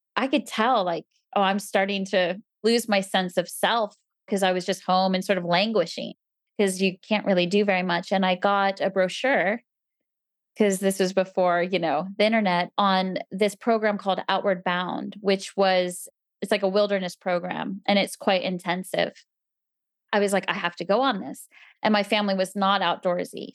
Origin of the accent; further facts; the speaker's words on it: New Jersey, United States; moved away; I grew up in New Jersey